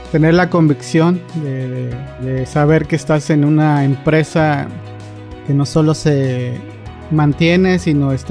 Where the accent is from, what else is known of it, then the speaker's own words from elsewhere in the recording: Monterrey, Nuevo León, Mexico; yo vengo de la ciudad de Monterrey